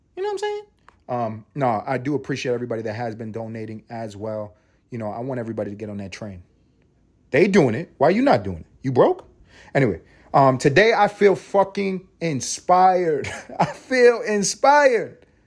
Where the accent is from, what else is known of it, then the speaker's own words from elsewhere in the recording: New York City, New York, United States; now in Atlanta, United States; I'm reporting from Atlanta, but this is really from Harlem. You know what I'm saying? You know what I'm saying? 'Cause that's where I'm from. I'm from the east side of Harlem.